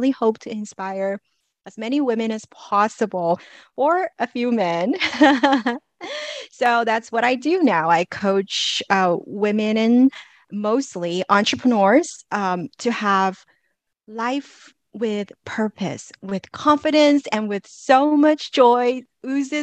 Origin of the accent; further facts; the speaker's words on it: Los Angeles, California, United States; moved away; I am originally from Los Angeles